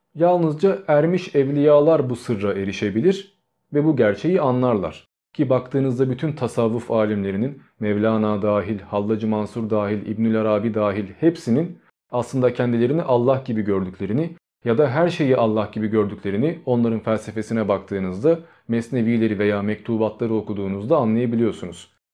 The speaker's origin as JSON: {"language": "Turkish", "country": "Turkey"}